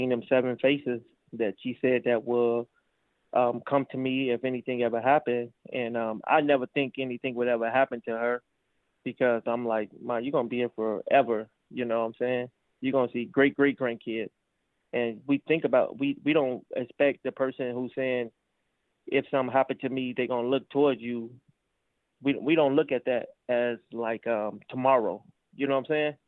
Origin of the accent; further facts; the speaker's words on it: Chicago, Illinois, United States; Originally, I'm from Chicago